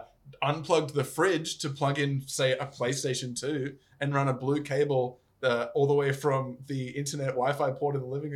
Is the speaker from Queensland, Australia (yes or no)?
yes; North Queensland, Australia; When I grew up playing it in North Queensland